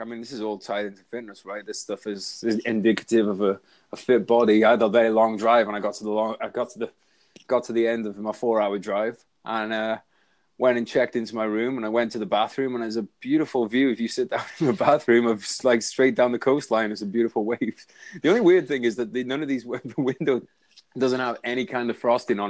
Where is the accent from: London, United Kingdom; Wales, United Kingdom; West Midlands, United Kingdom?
Wales, United Kingdom; accent: Welsh; I have a bit more of a Welsh accent on there, but you smashed it.